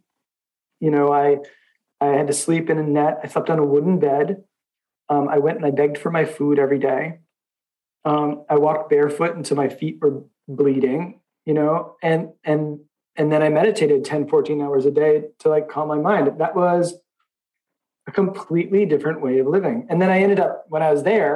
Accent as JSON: {"language": "English", "town": "Boston", "region": "Massachusetts", "country": "United States", "also_born_or_lived": "Myanmar", "said": "I'm from Boston"}